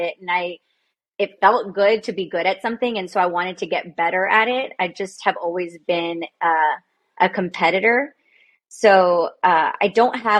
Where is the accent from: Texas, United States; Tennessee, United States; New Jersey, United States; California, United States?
Texas, United States; Progreso Lakes; also born or lived in Weslaco, Texas / Austin, Texas; So I lived or grew up in Progreso Lakes, and I went to school in Weslaco